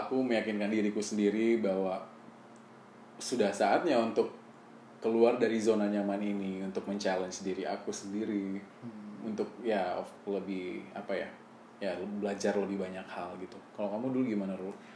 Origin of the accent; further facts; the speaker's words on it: West Sumatra, Indonesia; moved away as an adult; now in Jakarta, Indonesia; Saya dari Sumatera Barat